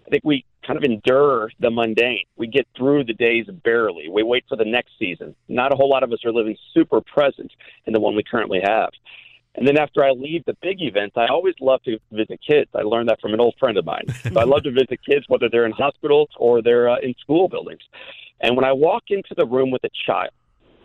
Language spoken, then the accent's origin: English; Midwest, United States; I grew up in the Midwest